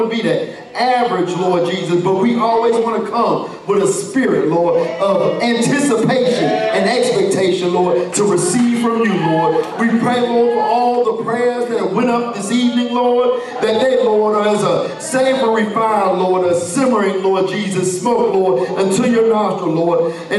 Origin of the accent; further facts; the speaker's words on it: the Carolinas, United States; I'm from Carolina.